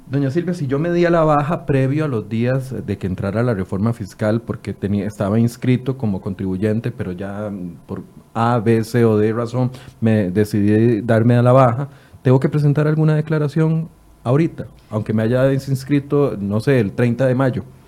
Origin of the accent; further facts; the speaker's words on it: Costa Rica; los ticos somos como somos